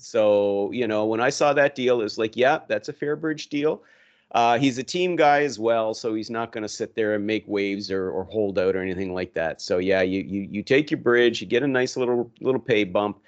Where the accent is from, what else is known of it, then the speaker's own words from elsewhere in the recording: Yarmouth, Nova Scotia, Canada; moved away; my hometown in Yarmouth, Nova Scotia